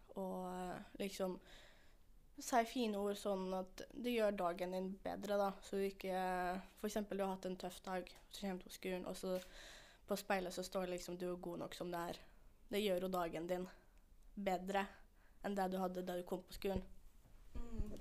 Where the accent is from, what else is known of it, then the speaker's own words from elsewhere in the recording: Stranda, Møre og Romsdal, Norway; jeg kommer fra Stranda, og jeg er 17 år.